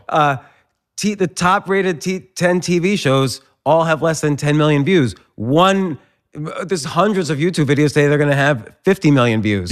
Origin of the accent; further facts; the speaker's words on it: New Jersey, United States; moved away; also born or lived in Pittsburgh; I grew up in, uh, New Jersey, but I was living in Pittsburgh at the time